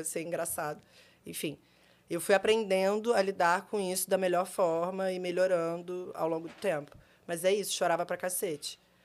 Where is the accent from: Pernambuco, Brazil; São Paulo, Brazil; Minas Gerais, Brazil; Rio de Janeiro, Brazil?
Rio de Janeiro, Brazil; Eu nasci no Rio, eu nasci no Rio, eu sempre trabalhei desde os 15 anos